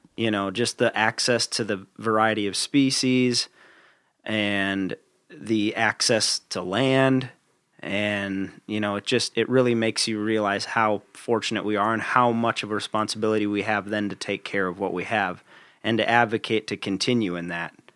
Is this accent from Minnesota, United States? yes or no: yes; Minnesota, United States; growing up in Minnesota